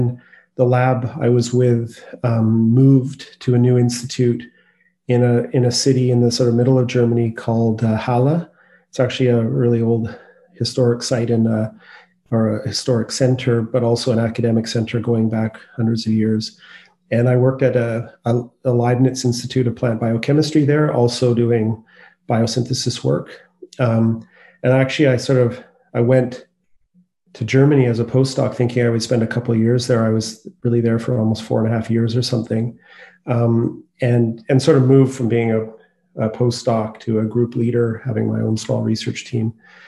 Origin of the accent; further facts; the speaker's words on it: Courtenay, British Columbia, Canada; also born or lived in Victoria; now in Vancouver, Canada; I grew up on Vancouver Island I was born in Victoria and I lived in a sort of smaller community on the east coast of Anchor Island called Courtney.